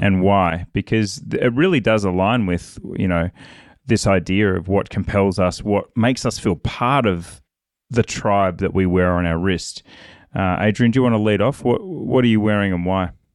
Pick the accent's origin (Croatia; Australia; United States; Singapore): Australia; I'm an Aussie